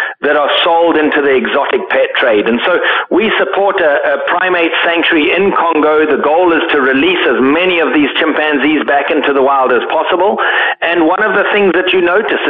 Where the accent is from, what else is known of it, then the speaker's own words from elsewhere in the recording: Zimbabwe; I grew up in Zimbabwe